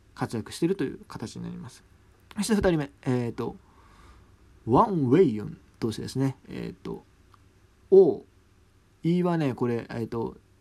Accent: Hyogo, Japan; 僕、兵庫出身なんですけど

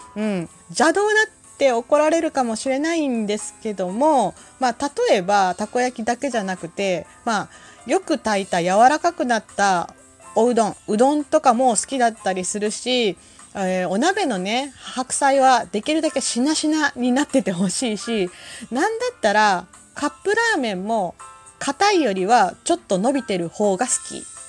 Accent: Kansai, Japan; 私関西人

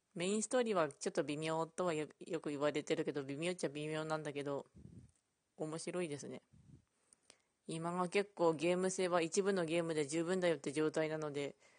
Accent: Ishikawa, Japan; うちの地元が石川なんですけど

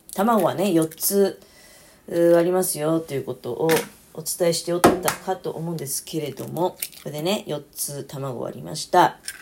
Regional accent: Niigata, Japan; born or raised there

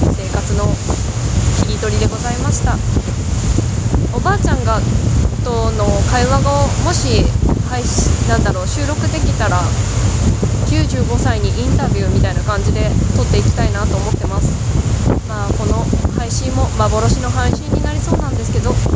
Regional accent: Ōsumi Peninsula, Kagoshima, Japan; moved away; 実家鹿児島県に帰っている途中でございます私の実家電車が通っておりませんうーん大隅半島の方なんですね

